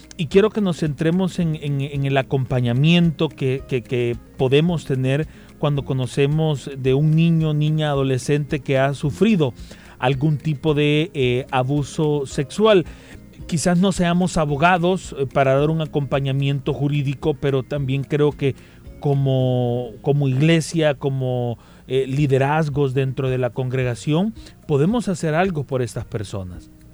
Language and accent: Spanish; El Salvador; como sociedad salvadoreña nosotros